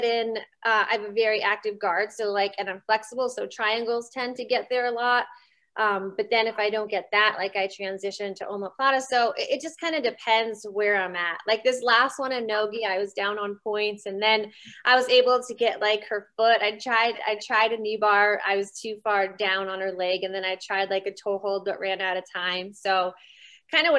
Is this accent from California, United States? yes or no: no; small town outside Reading, Pennsylvania, United States; moved away; originally I'm from Pennsylvania. It's Reading. It's like an hour and 15 minutes outside of Philly. Mm-hmm. But like I grew up in a small town outside of there.